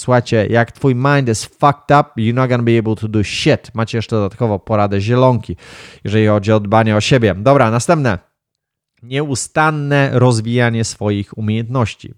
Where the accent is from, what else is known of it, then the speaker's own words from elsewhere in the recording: Wągrowiec, Greater Poland, Poland; gdzieś tam na wiosce się wychowałem, gdzieś tam w Wągrowcu